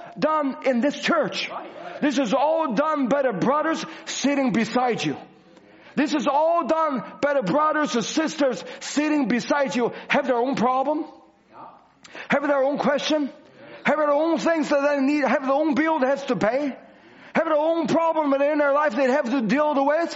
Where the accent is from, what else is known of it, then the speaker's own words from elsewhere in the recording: China; moved away; I go back to China, and I go back to my hometown